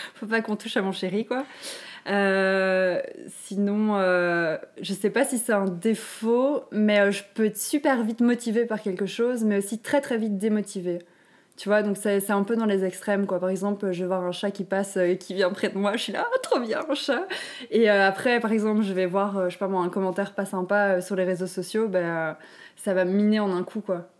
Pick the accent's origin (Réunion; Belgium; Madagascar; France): Belgium; Walloon Brabant, Wallonia; also born or lived in Brussels; je viens du Brabant-Wallon